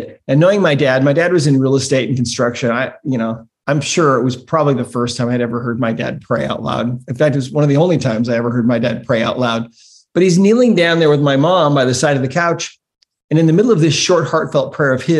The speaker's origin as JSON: {"language": "English", "town": "Great Falls", "region": "Montana", "country": "United States", "tie": "born or raised there", "said": "I grew up in Great Falls, Montana"}